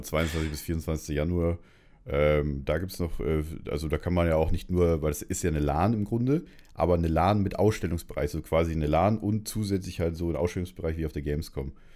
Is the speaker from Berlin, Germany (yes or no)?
no; Munich, Bavaria, Germany; ich komme aus München